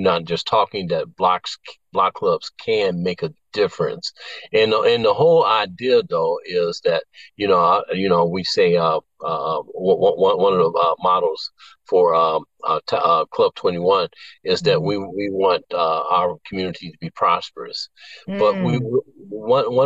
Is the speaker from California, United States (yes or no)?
no; Chicago, Illinois, United States; I grew up in North Lawndale, and I was one of those kids just out here in the street